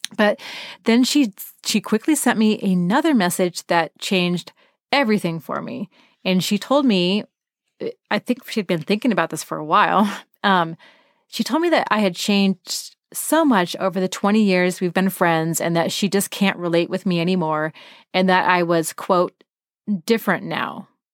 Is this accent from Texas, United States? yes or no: no; Portland, Oregon, United States; I was from Portland.